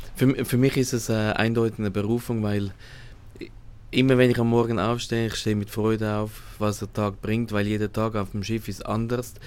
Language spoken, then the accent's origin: German; Switzerland; moved away as an adult; ich komme aus der Schweiz